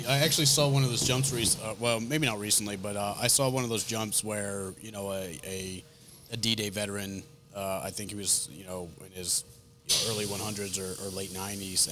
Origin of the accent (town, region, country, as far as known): Rhode Island, United States; accent: northern; moved away